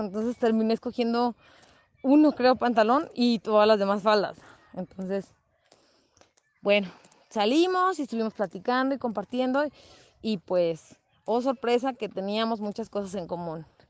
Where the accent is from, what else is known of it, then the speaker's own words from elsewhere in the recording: San José de Gracia, Michoacán, Mexico; aquí en el pueblo donde yo soy nativa, en San José de Gracia, Michoacán.